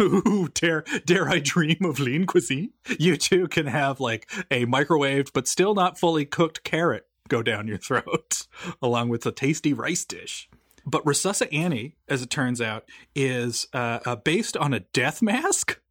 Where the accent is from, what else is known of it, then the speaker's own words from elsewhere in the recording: Newfoundland and Labrador, Canada; I was born and raised in Newfoundland